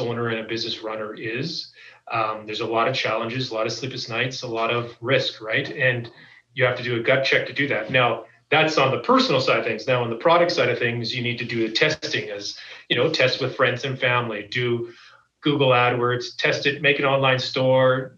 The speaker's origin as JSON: {"language": "English", "town": "Calgary", "region": "Alberta", "country": "Canada", "tie": "born or raised there", "said": "I'm born and raised in Calgary"}